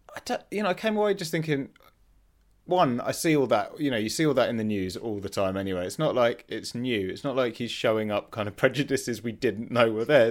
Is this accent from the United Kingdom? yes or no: yes; Leicester, East Midlands, United Kingdom; I grew up in Leicester and in the nineties